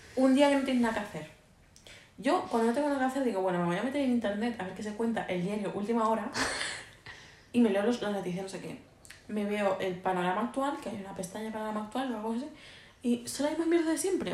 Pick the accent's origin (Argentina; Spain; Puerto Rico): Spain; Mallorca, Balearic Islands; estamos muy limitados por ser una isla